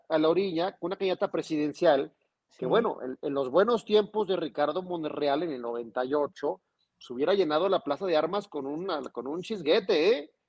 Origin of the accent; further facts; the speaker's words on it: Zacatecas, Mexico; nuestra capital Zacatecana